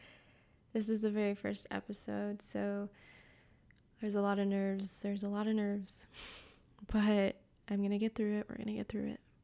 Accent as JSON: {"language": "English", "country": "Puerto Rico", "moved": "yes", "lives_now": "North Carolina, United States", "said": "I live in the mountains of North Carolina, but I'm from Puerto Rico"}